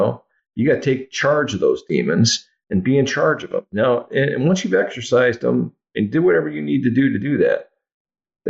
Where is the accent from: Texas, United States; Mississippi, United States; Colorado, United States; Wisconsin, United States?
Wisconsin, United States; Oshkosh; I grew up in Oshkosh, Wisconsin